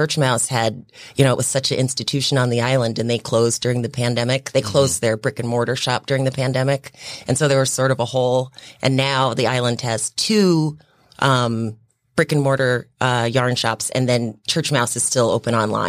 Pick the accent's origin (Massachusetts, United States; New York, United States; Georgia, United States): New York, United States; also born or lived in Brooklyn, New York; So I was born in Brooklyn, New York, in the late 70s to I don't know who, and was luckily adopted, was in foster care, and then was adopted by a lovely family. Who then moved to upstate New York, where I grew up most of my life.